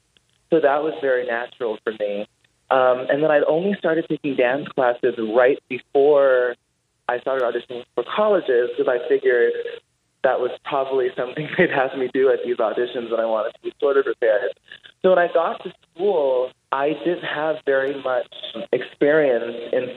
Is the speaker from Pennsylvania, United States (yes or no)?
no; Los Angeles, California, United States; born or raised there; moved away